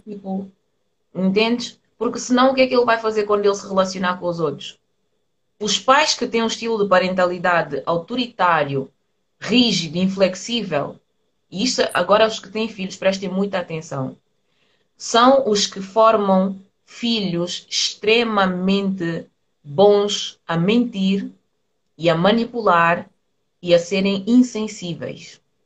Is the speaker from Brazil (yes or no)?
no; Portugal; eu nasci aqui em Portugal